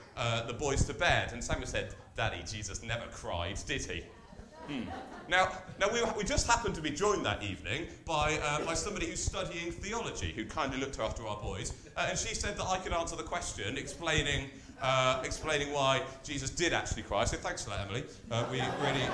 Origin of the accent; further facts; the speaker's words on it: Taunton, South West England, United Kingdom; moved away; my hometown of Taunton